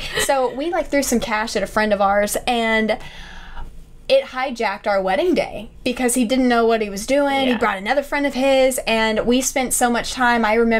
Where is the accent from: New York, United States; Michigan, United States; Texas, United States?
Texas, United States; because our theme was kind of like, fuck y'all, we're from Texas.